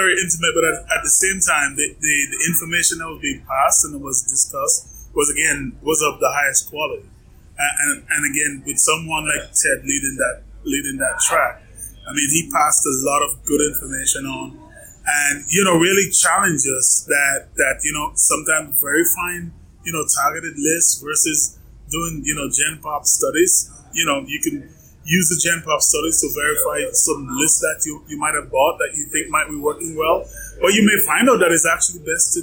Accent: Atlanta, Georgia, United States; my hometown of Atlanta

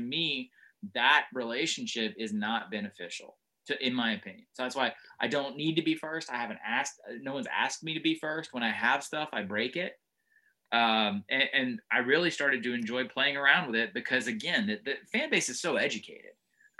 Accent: Northeast, United States; also born or lived in South; I was raised by virtue of what my dad did in the Northeast for a long time, even though I'm from the South.

